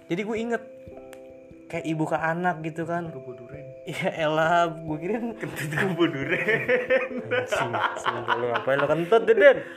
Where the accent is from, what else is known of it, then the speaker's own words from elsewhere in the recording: Depok, West Java, Indonesia; Depok juga yes gue acir gua orang Depok keren keren